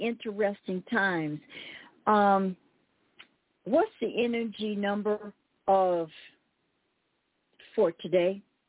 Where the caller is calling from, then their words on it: Cochise County, Arizona, United States; I'm calling you from Cochise County